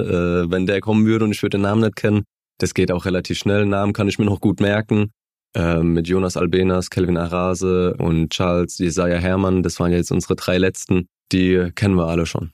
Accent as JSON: {"language": "German", "town": "Mannheim", "region": "Baden-Württemberg", "country": "Germany", "tie": "born or raised there", "said": "die Gartenstadt, das war mein Verein, meine Heimat, da habe ich Kicken gelernt mit meinen Freunden"}